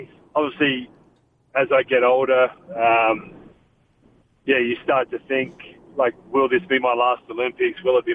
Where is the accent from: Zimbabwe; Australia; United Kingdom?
Australia; Adelaide, South Australia; now in Salt Lake City, United States; the Adelaide 36ers, which is my hometown, so I know a lot of people around that organization, and obviously my family still lives there